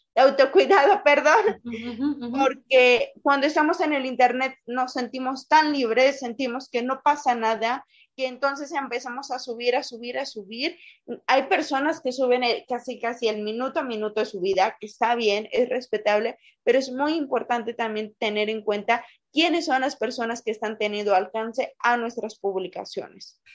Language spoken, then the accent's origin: Spanish; Pachuca, Hidalgo, Mexico; soy orgullosamente hidalguense, pachuqueña de acá de donde el aire nos lleva